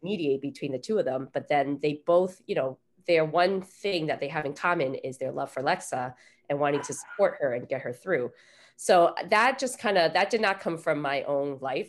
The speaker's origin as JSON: {"language": "English", "country": "United States", "tie": "born or raised there", "also_born_or_lived": "Taiwan", "said": "I was born in Taiwan and I moved here when we were seven. So I basically grew up in America"}